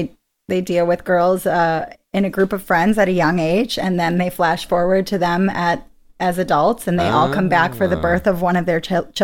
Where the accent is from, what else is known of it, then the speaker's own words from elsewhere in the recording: New York, United States; I was growing up in New York.